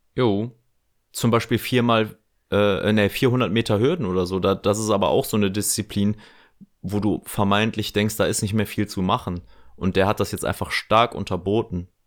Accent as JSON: {"language": "German", "area": "near Bergneustadt", "region": "North Rhine-Westphalia", "country": "Germany", "tie": "born or raised there", "said": "Da, wo ich groß geworden bin, in der Nachbarschaft, gibt es ein Bundesliga-Team. Schwalbeberg Neustadt"}